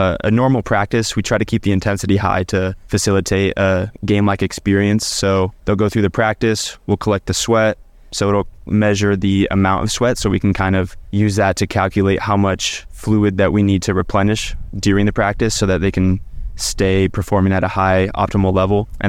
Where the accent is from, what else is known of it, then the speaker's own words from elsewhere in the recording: Omaha, Nebraska, United States; I grew up in Omaha, Nebraska my whole life